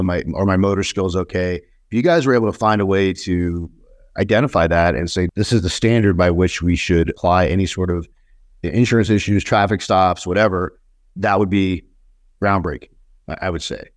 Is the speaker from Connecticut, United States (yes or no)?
no; New York, United States; moved away; I was born in New York, but I, I left the East Coast a long time ago